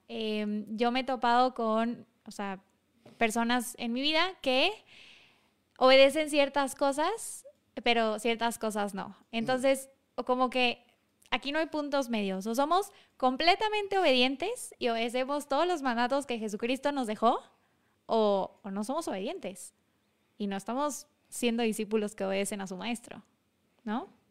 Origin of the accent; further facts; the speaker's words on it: Monclova, Coahuila, Mexico; en Monclova, donde, de donde yo soy